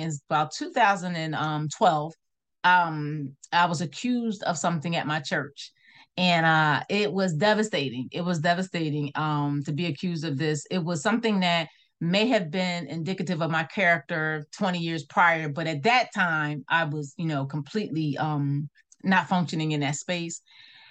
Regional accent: Philadelphia, Pennsylvania, United States; moved away; I'm a native from Philadelphia, I live in a small town

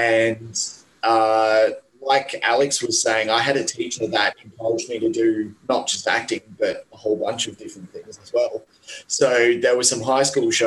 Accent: Perth, Western Australia, Australia; moved away as an adult; now in Sydney, Australia; I moved from Perth to Sydney

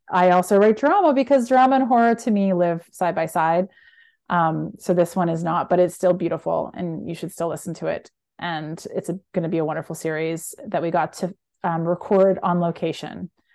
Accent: Canada; moved away as an adult; now in United States; I'm Canadian and work in the U S

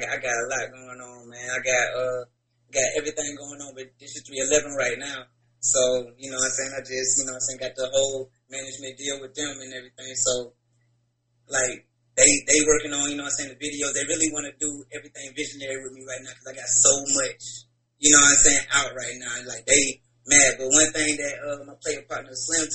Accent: Warner Robins, Georgia, United States; now in Atlanta, United States; I'm from Warner Robins. You know what I'm saying? Warner Robins, Georgia.

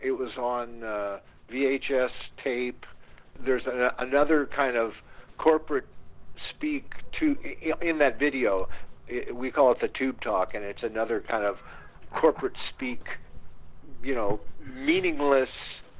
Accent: San Francisco, California, United States; because we are all from San Francisco and weren't really aware of the L.A. studio world

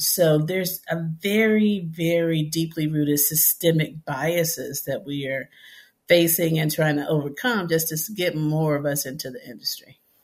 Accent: Memphis, Tennessee, United States; growing up in Memphis, Tennessee, in the city

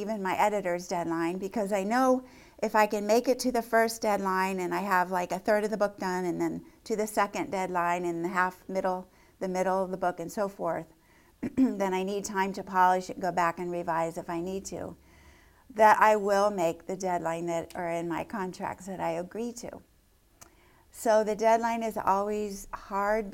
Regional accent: Lancaster County, Pennsylvania, United States; growing up in Lancaster County

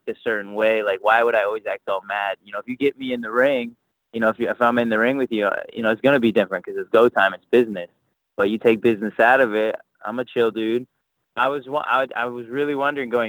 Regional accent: Houston, Texas, United States; also born or lived in Katy, Texas; I was born in Houston. I lived there. I was like 10 or something like that. Then I moved to Katy, and now I'm back in Houston

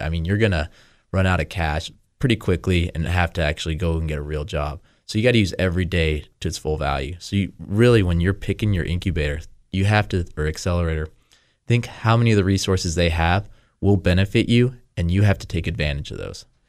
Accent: United States; also born or lived in Costa Rica / China

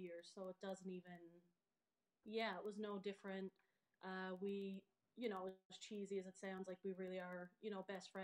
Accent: Joe Batt's Arm, Newfoundland and Labrador, Canada; also born or lived in Halifax / New Brunswick; I grew up here on Fogo Island. I'm from Jobet's Arm, and I literally grew up just down the road.

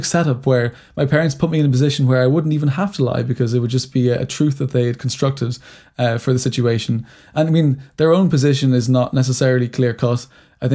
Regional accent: Ireland; growing up in Ireland, it was a very religious country until very recently

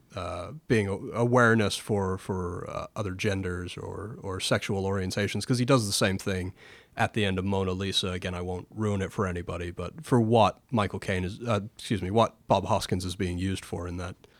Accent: England, United Kingdom; As an Englishman

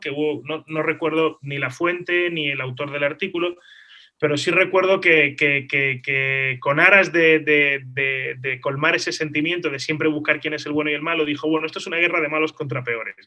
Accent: Málaga, Andalusia, Spain; moved away as an adult; also born or lived in Israel; yo soy nacido en Málaga, nacido en España

